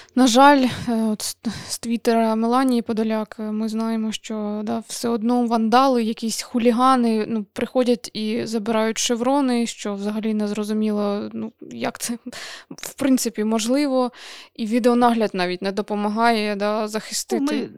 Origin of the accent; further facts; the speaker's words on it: Kharkiv, Kharkiv Oblast, Ukraine; я з Харкова